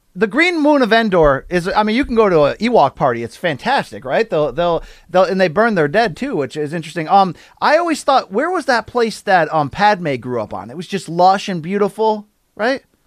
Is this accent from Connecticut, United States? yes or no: yes; Naugatuck, Connecticut, United States; I come from Naugatuck, Connecticut, which is, you know, in a lot of ways, the industrial armpit of this rich and snobby state